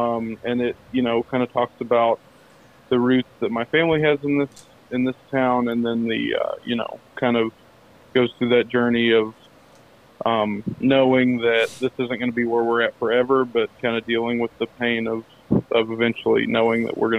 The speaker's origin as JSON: {"language": "English", "town": "London", "region": "Kentucky", "country": "United States", "tie": "born or raised there", "said": "That's where I grew up. I grew up in London, for many years."}